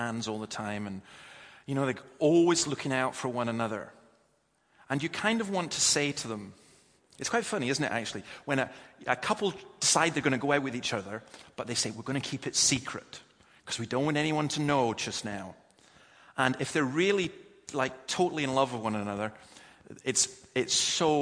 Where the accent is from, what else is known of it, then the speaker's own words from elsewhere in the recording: Scotland, United Kingdom; As a Scotsman